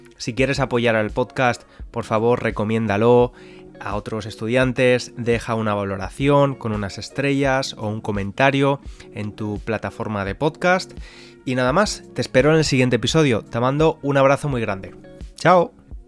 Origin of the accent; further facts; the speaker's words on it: Spain; moved away; cómo somos los españoles